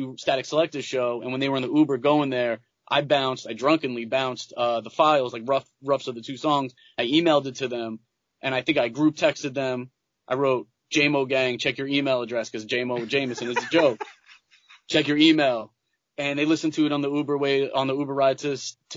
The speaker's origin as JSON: {"language": "English", "area": "Long Island", "region": "New York", "country": "United States", "tie": "born or raised there", "said": "I was born and raised on Long Island"}